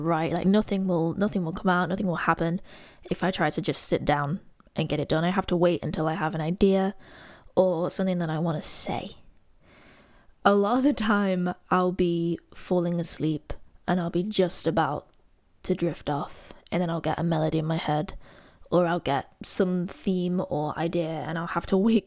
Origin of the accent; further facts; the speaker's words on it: Derby, East Midlands, United Kingdom; moved away as an adult; now in Nottingham, United Kingdom; I'm originally from Derby, but I moved to Notts for uni